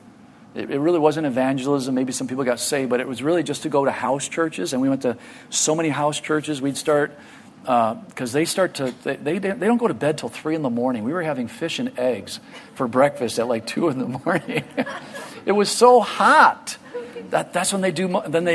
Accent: United States; I'm from America

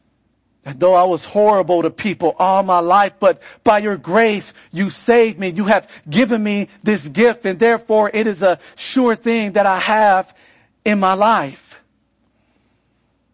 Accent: California, United States; moved away; I come from California

